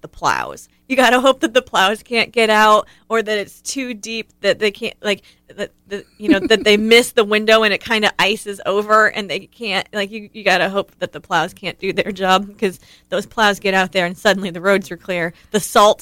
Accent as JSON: {"language": "English", "region": "Ohio", "country": "United States", "tie": "born or raised there", "said": "growing up in Ohio, it was snow days."}